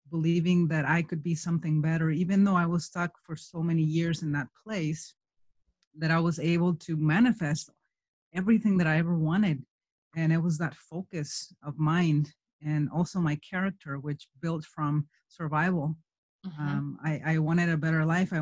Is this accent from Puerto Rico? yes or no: no; Michoacán, Mexico; moved away as an adult; now in United States; I am from Mexico, from Michoacán. I was born in an orphanage there. I have 68 siblings, and I grew up in a place in the middle of the mountains